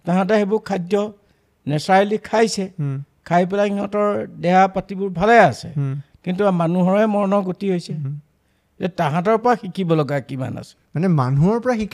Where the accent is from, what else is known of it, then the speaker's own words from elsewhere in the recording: Assam, India; মই অসমত জন্মলৈকে